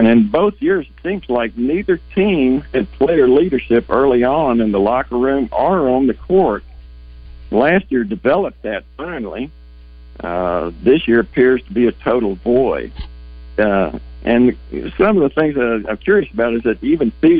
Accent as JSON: {"language": "English", "town": "Little Rock", "region": "Arkansas", "country": "United States", "tie": "born or raised there", "also_born_or_lived": "Fayetteville, Arkansas", "said": "I grew up in Little Rock and lived 25 years in Fayetteville"}